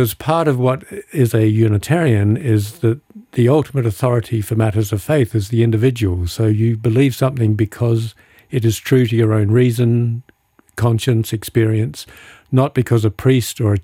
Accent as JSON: {"language": "English", "town": "Adelaide", "region": "South Australia", "country": "Australia", "tie": "born or raised there", "also_born_or_lived": "United States / United Kingdom", "moved": "as an adult", "lives_now": "California, United States", "said": "I was a very naive suburban kid growing up in Adelaide"}